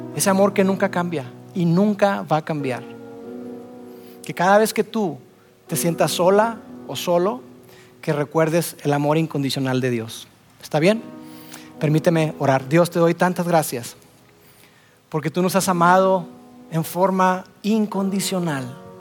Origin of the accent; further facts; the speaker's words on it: Monterrey, Nuevo León, Mexico; Soy regio